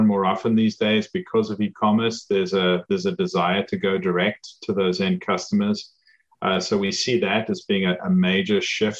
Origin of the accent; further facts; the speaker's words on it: South Africa; moved away as an adult; now in United States; as you can probably tell from my accent, I didn't grow up in the US. I grew up in South Africa